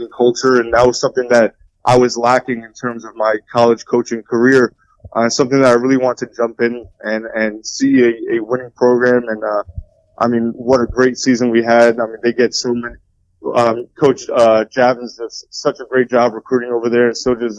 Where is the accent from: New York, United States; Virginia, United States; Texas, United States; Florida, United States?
New York, United States; Rockland County; I was from Rockland County